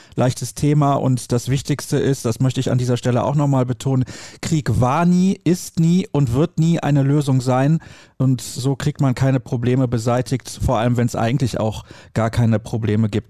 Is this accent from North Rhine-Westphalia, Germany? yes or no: yes; Solingen, North Rhine-Westphalia, Germany; Ich komme aus Soling